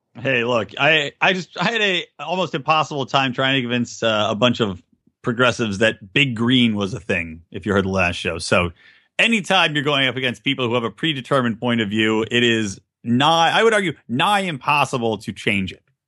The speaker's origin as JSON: {"language": "English", "town": "Philadelphia", "region": "Pennsylvania", "country": "United States", "said": "I'm from Philly"}